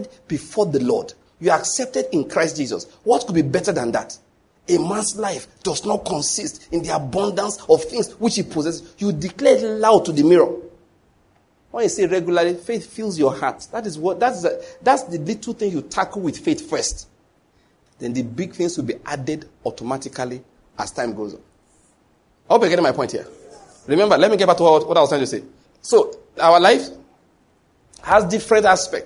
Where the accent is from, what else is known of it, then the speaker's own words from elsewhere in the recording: Nigeria; If you live in Nigeria like me, I've always lived